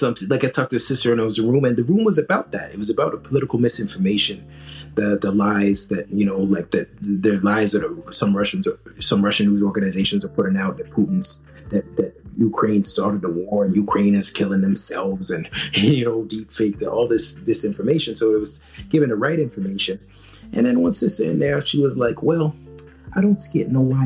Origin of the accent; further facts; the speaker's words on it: South Africa; It's not going to benefit me because I'm South African.